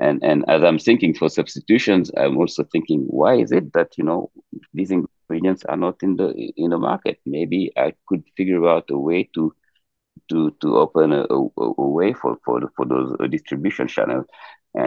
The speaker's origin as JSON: {"language": "English", "region": "Dakar", "country": "Senegal", "tie": "born or raised there", "also_born_or_lived": "Casamance", "moved": "yes", "said": "I'm born and raised in Dakar"}